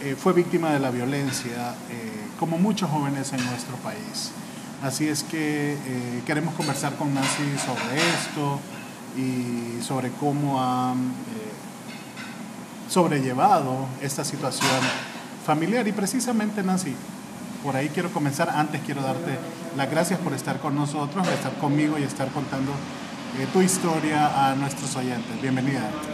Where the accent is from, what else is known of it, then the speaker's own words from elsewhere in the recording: Honduras; soy periodista y soy abogado de Honduras